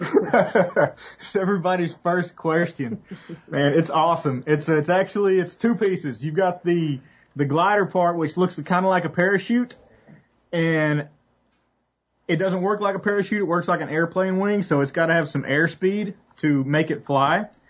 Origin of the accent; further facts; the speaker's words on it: West Tennessee, United States; I grew up in West Tennessee